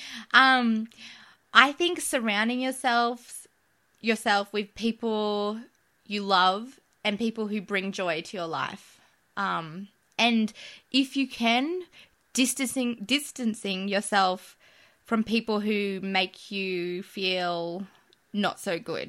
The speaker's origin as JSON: {"language": "English", "town": "Canberra", "region": "Australian Capital Territory", "country": "Australia", "tie": "born or raised there", "said": "we live in Canberra and we grew up in Canberra."}